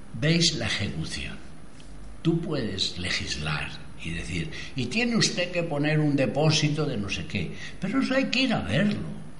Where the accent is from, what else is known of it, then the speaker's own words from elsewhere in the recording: Madrid, Community of Madrid, Spain; Yo, yo soy de Madrid. Mi, mi tribu era la manzana en la que había nacido. Vivía en la calle La Gasca